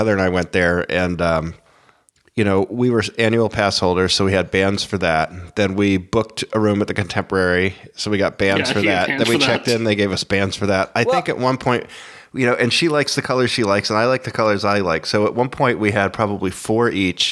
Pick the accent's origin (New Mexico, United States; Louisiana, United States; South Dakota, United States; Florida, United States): Florida, United States; I grew up in Florida